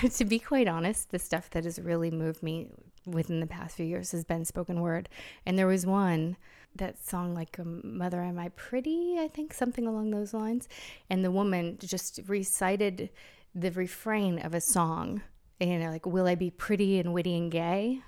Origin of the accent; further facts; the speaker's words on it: United States; moved away; I am still American